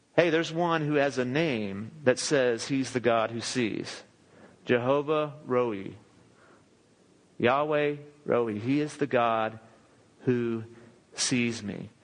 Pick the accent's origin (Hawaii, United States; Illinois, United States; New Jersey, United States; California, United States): California, United States; Southern; now in Texas, United States; All of us are from Southern California.